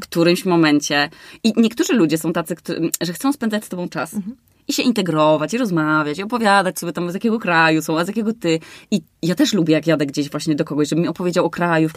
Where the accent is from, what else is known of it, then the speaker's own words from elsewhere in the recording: Warmian-Masurian Voivodeship, Poland; moved away; ja jestem na przykład z Warmii